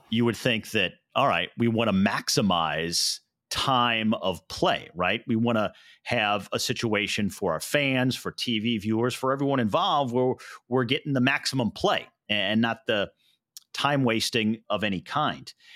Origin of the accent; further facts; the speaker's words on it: St. Louis, Missouri, United States; yours and my hometown of Saint Louis